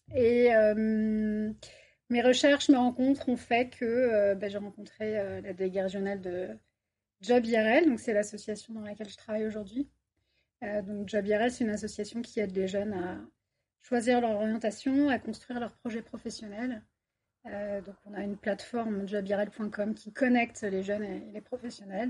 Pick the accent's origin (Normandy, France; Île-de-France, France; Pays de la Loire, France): Île-de-France, France; Paris region; moved away as an adult; also born or lived in Bordeaux; now in Toulouse, France; je suis toulousaine d'adoption, ça fait trois ans que je suis sur Toulouse et je viens de région parisienne